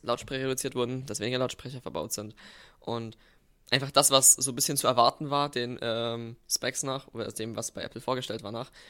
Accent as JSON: {"language": "German", "region": "Bavaria", "country": "Germany", "said": "wir haben bei uns in Bayern"}